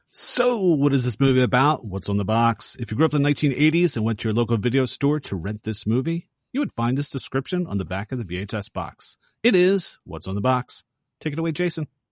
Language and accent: English; Philadelphia, Pennsylvania, United States; I was born in Philadelphia